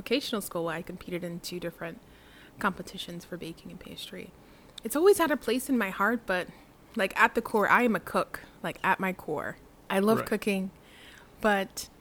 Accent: Delaware County, Philadelphia, Pennsylvania, United States; also born or lived in Hyde Park, New York / Blue Bell, Pennsylvania; I was raised in Delaware County

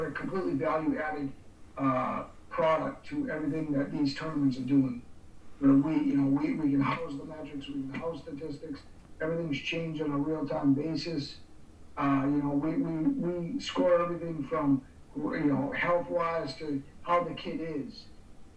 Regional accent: Boston, Massachusetts, United States; I grew up in the Boston area

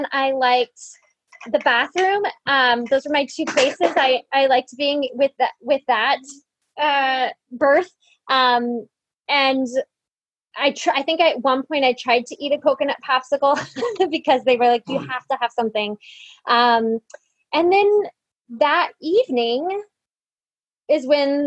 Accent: Montana, United States; I grew up in Montana

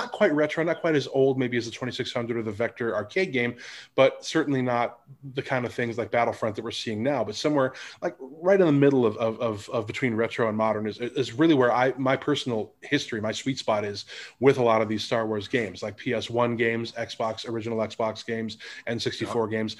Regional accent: Lake Geneva, Wisconsin, United States; my local arcade where I grew up in Lake Geneva, Wisconsin

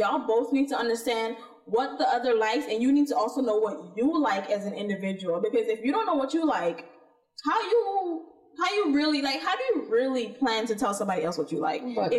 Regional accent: Jamaica; being Jamaican, though. And being raised by the type of Jamaicans that we were raised by.

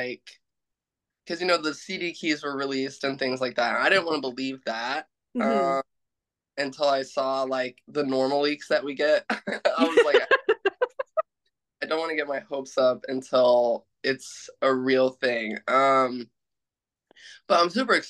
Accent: Midwest, United States; I grew up in the Midwest in the United States on a farm.

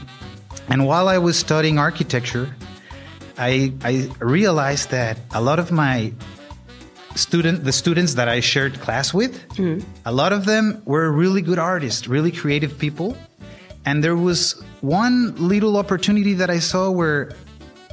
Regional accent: Guadalajara, Jalisco, Mexico; moved away as an adult; I was born and raised in Guadalajara, Jalisco

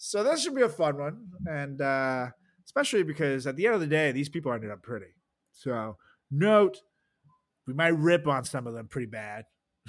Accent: Iowa, United States; We're from Iowa.

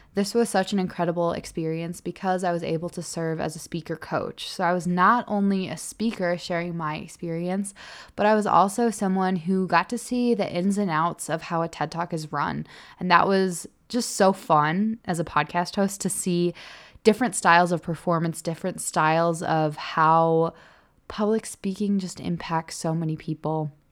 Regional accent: Illinois, United States; moved away as an adult; also born or lived in Green Bay, Wisconsin; now in Salt Lake City, United States; I moved home to Illinois

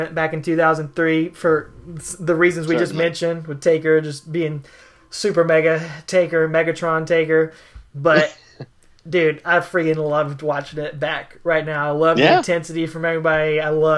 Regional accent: Augusta, Georgia, United States; also born or lived in Evans, Georgia; We're from Augusta, Georgia, and Evans, Georgia, right outside of Augusta, really

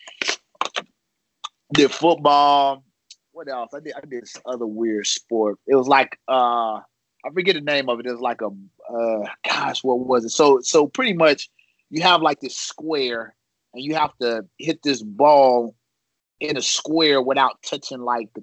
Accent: Chicago, Illinois, United States; I was born in Chicago

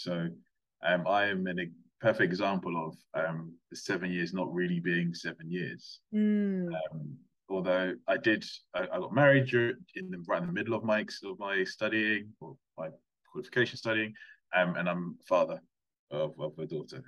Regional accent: London, United Kingdom; moved away as an adult; also born or lived in Plymouth / Gloucestershire; now in South East England, United Kingdom; I'm originally from London

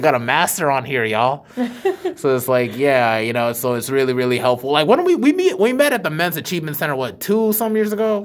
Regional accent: Charlotte, North Carolina, United States; I am from Charlotte

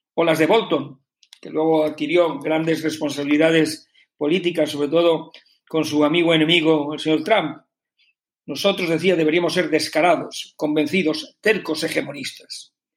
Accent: Spain; como ciudadano español.

